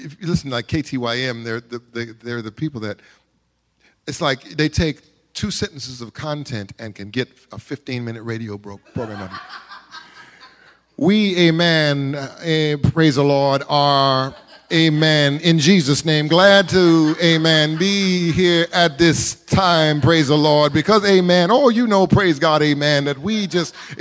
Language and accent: English; Carson, California, United States; growing up in Carson